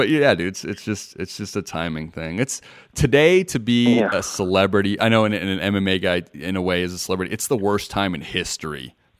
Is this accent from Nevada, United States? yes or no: yes; Las Vegas, Nevada, United States; I'm from Vegas, so boxing's a huge thing for us out here.